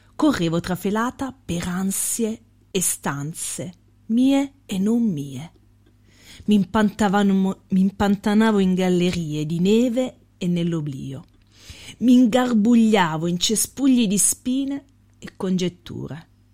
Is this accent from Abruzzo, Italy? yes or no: yes; Lanciano, Abruzzo, Italy; quando andavo all'università da Lanciano